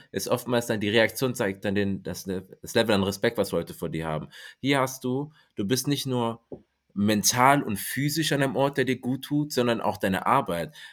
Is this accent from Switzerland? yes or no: no; Cameroon; Ähm, in dem Fall stimmt es nicht, ich bin aus